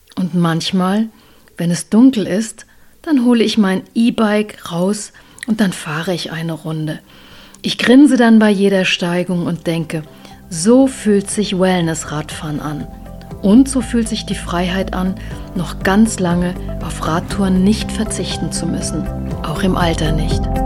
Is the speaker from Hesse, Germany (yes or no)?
yes; Rhine-Main area, Hesse, Germany; now in Upper Franconia, Germany; Als gebürtige Hessin aus dem Rhein-Main-Gebiet